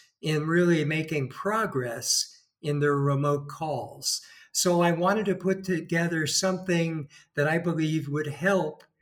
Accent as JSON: {"language": "English", "region": "California", "country": "United States", "moved": "as an adult", "lives_now": "Spain", "said": "From my voice, you could probably tell I'm from California."}